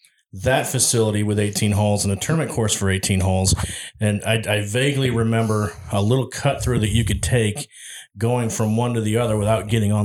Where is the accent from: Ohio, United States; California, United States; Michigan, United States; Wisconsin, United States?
Ohio, United States; moved away; I'm originally from Ohio.